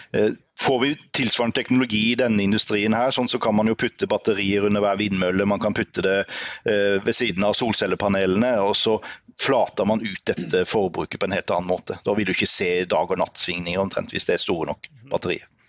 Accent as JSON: {"language": "Norwegian", "town": "Grimstad", "region": "Agder", "country": "Norway", "also_born_or_lived": "Trondheim", "said": "Vi er fra Grimstad begge"}